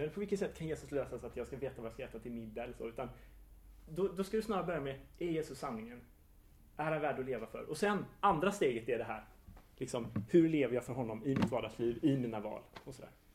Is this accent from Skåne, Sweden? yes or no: no; Hajom, Västra Götaland, Sweden; i Hajom, där jag är uppvuxen